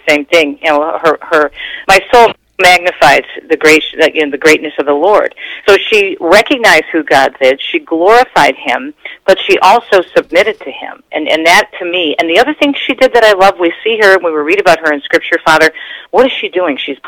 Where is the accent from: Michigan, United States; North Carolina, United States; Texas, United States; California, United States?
Michigan, United States; Detroit; also born or lived in East Coast; I was raised here in Michigan